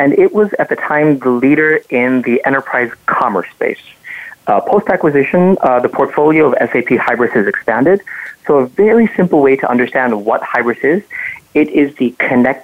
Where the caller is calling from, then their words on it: Chicago, Illinois, United States; I'm calling in from Chicago. That's where I live with my family.